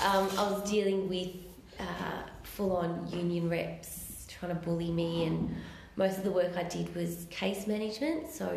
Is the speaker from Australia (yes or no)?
yes; Melbourne, Victoria, Australia; So I guess I grew up in Eltham in Melbourne. So, and I came from like a kind of working class family.